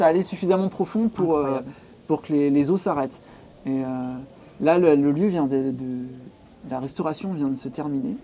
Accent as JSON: {"language": "French", "area": "Pacy-sur-Eure, Eure", "region": "Normandy", "country": "France", "tie": "born or raised there", "also_born_or_lived": "Courbevoie", "lives_now": "Rouen, France", "said": "j'ai grandi à Passy-sur-Orgue, qui est en gros une ville de, de l'Eure, qui est entre entre Rouen et Paris"}